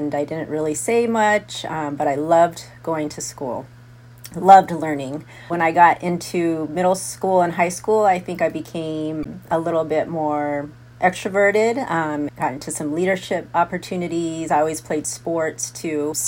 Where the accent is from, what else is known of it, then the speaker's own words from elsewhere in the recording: Tucson, Arizona, United States; moved away as an adult; I grew up in Tucson, Arizona.